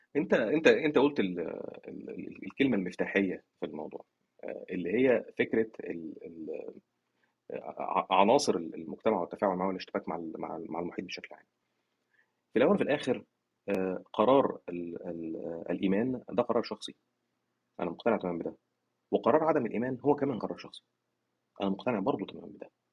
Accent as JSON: {"language": "Arabic", "country": "Egypt", "said": "عندنا في مصر"}